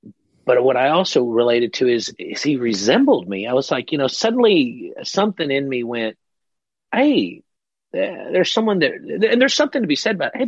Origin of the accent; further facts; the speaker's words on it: Fort Worth, Texas, United States; also born or lived in Mexico; I was born in Mexico. I came to the U.S. when I was 2, raised in Fort Worth